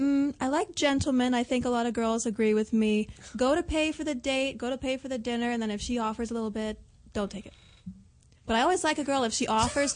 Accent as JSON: {"language": "English", "region": "Pennsylvania", "country": "United States", "said": "I am from Pennsylvania"}